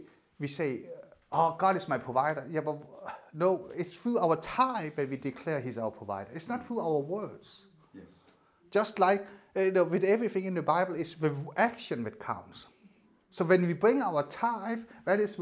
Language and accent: English; Denmark; moved away; my part of Denmark